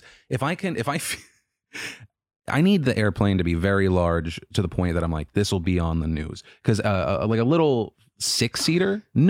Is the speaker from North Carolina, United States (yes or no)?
yes; Asheville, North Carolina, United States; also born or lived in New York / Florida; I was born in New York. But then I moved to North Carolina and then Florida and then back to North